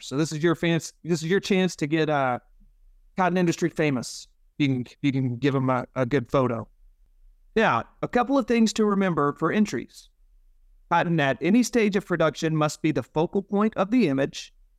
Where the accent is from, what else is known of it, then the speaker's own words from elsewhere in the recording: Mississippi, United States; my home state of Mississippi